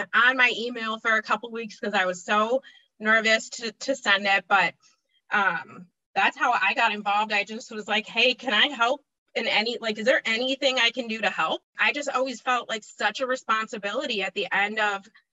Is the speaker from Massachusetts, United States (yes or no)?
no; Chicago, Illinois, United States; I'm from Chicago, Illinois. I grew up in the suburbs, been still in Chicago